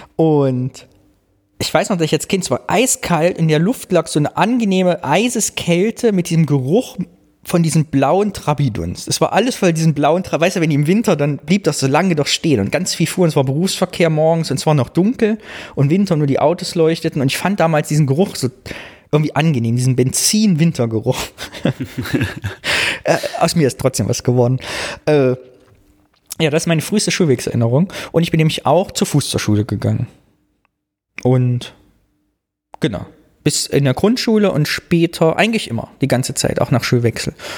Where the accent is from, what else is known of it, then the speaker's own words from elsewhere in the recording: the East, East Germany, Germany; meiner Kindheit, meiner Jugend im Osten